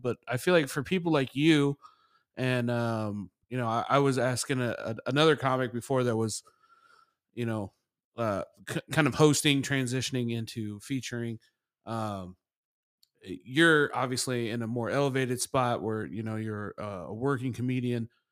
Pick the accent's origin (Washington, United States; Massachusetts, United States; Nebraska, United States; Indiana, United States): Indiana, United States; Indianapolis; I'm, I'm from there